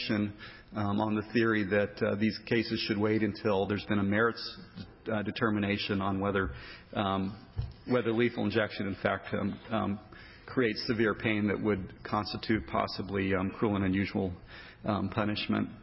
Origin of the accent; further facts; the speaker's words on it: Colorado, United States; my home state of Colorado